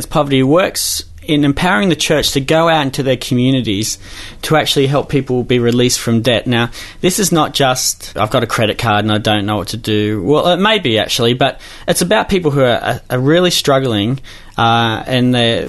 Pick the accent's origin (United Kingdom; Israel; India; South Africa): United Kingdom; Newcastle, North East England; Well, you know, Newcastle, one of the greatest cities in this country, of course.